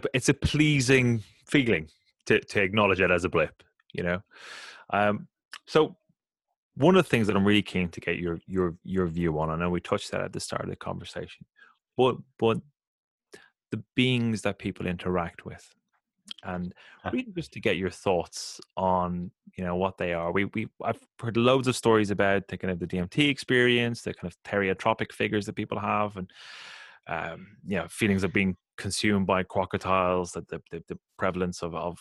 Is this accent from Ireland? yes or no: yes; Ireland; I grew up in Catholic Ireland